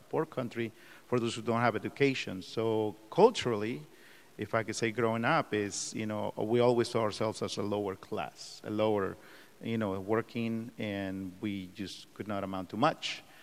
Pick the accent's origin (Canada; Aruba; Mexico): Mexico; now in United States; I'm an immigrant from Mexico. I was born and raised there.